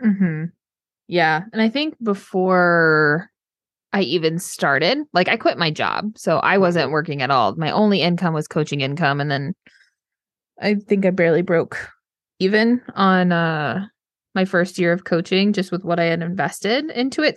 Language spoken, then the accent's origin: English; Texas, United States; moved away as an adult; also born or lived in northern New York; I'm from Texas